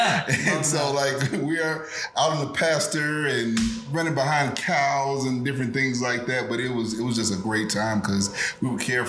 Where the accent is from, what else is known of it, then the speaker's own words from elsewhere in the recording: Opelika, Alabama, United States; I'm from Opelika, Alabama. I'm from, nice. I grew up on a big farm